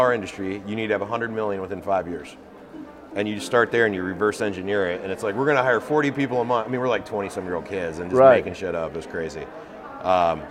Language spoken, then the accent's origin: English; Indiana, United States; I was born in Indiana, still live in Indiana, and I just grew up in the cornfields